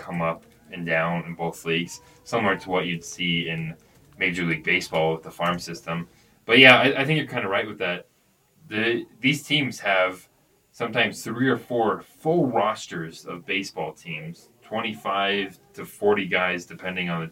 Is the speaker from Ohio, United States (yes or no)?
no; California, United States; I'm from California